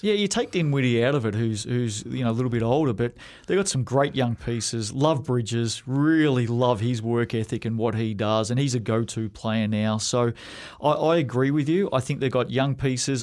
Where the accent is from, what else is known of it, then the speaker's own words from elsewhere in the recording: Australia; now in New Zealand; growing up in Australia